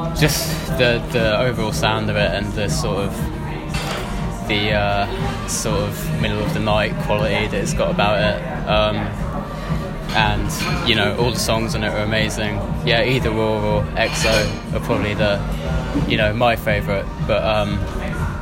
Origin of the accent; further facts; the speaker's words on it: Milton Keynes, South East England, United Kingdom; I'm from Milton Keynes